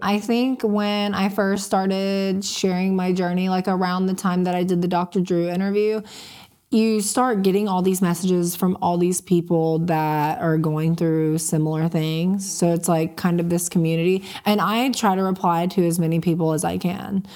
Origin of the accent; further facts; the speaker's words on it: Panama City, Florida, United States; I'm from Panama City. So it's like, I wasn't taken out of my environment